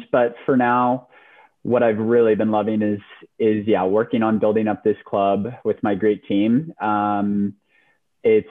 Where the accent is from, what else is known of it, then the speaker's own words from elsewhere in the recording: Lafayette, California, United States; moved away; I am from Lafayette, which is in the East Bay area, so up north, so yeah. California, all the way for me.